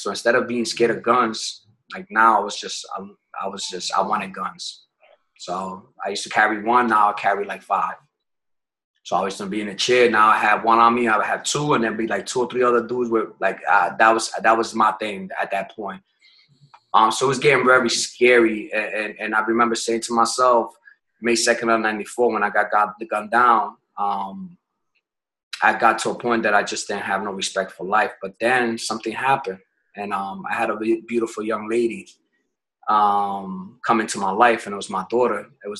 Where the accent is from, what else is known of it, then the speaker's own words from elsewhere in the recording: New York City, New York, United States; We're originally from New York. My family's from out there, from the Bronx.